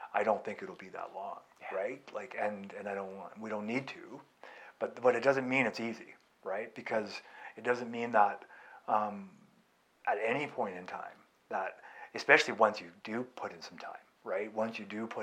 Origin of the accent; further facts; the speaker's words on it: California, United States; I grew up in California